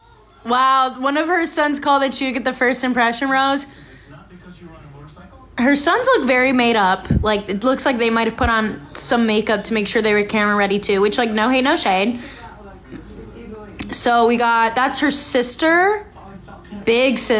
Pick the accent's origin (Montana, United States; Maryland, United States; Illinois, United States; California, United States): Illinois, United States; Chicagoland suburb; we're from a Chicagoland suburb.